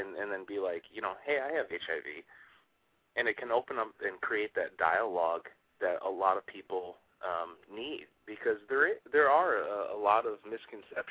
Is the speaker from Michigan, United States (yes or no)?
yes; Michigan, United States; moved away as an adult; also born or lived in Rhode Island; now in New York City, United States; I'm originally from Michigan